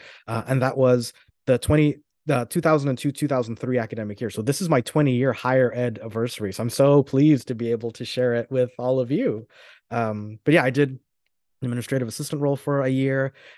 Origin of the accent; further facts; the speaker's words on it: New York, United States; also born or lived in Florida; So I'm originally from New York, but I spent most of my life in Florida.